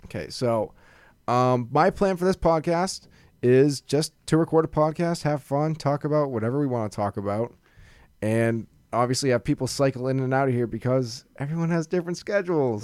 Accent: Massachusetts, United States; we're from Massachusetts, and we live about probably forty-five minutes to an hour away from Boston

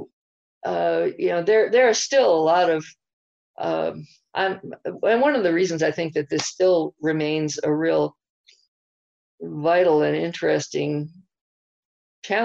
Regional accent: the East, United States; now in Albuquerque, United States; me growing up in the East

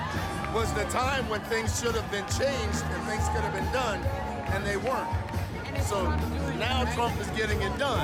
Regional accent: East Coast, United States; I grew up on the East Coast, and you had to be a Democrat

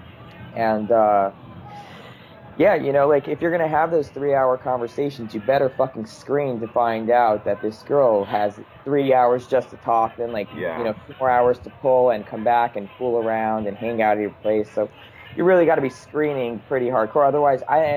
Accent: Long Island, New York, United States; I grew up in Long Island

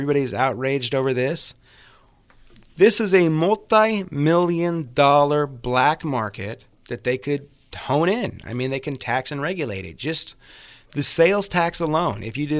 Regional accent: Napa, California, United States; I mean, I grew up in Napa. We were afraid of Vallejo.

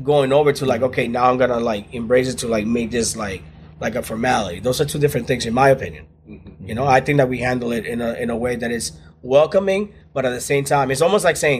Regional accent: New York, United States; I grew up in New York, and there was a lot of homosexual people around me all the time

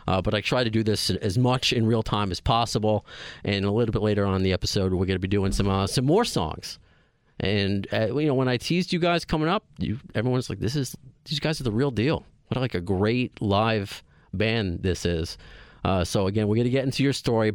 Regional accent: Long Island, New York, United States; most of you are from Long Island, just like I am.

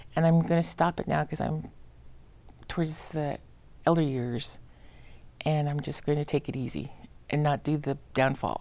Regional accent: Madras, Oregon, United States; also born or lived in Santa Fe / Portland; I was raised in Central Oregon, went to school all twelve years at Madras High School

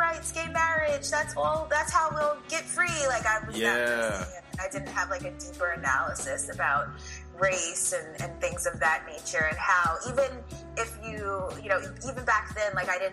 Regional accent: New York City, New York, United States; I grew up in New York City

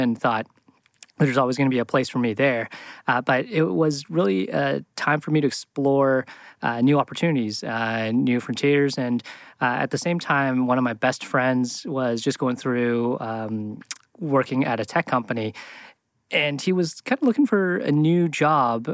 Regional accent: Canada; moved away as an adult; I came from Canada, did my college degree there

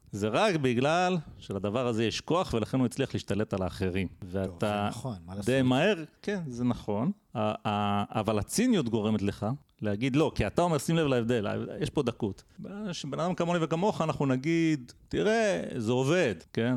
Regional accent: Israel; כשאנחנו גדלנו גם בישראל

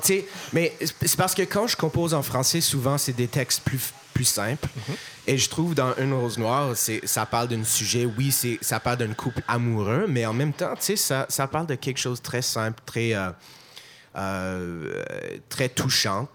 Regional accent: Montreal, Quebec, Canada; accent: anglophone; first language English; French is a second language; parce que je suis montréalais, je suis anglophone, évidemment, je t'entends ça dans mon accent.

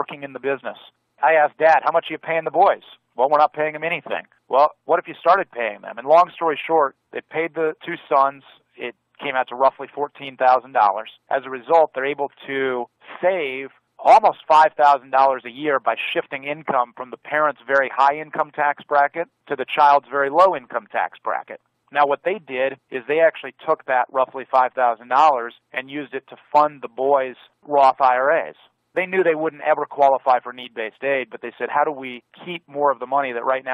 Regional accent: Virginia, United States; my home state of Virginia

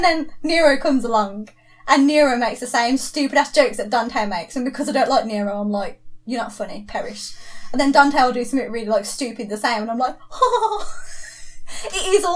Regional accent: England, United Kingdom; because I'm English

